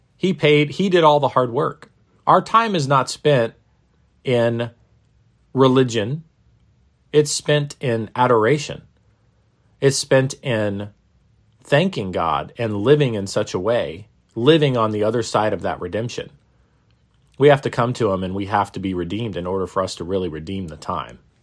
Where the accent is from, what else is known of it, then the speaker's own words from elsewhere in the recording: Maine, United States; When I was a little kid growing up in Maine, uh, in the northeastern United States